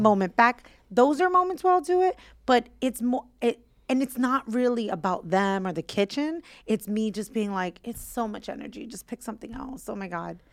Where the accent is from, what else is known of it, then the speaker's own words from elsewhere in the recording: New York City, New York, United States; I grew up in Williamsburg, so our building faced Manhattan